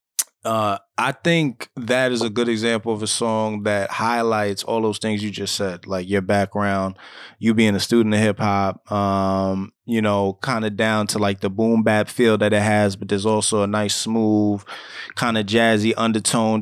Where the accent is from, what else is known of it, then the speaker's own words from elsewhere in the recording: New York City, New York, United States; we are from the Bronx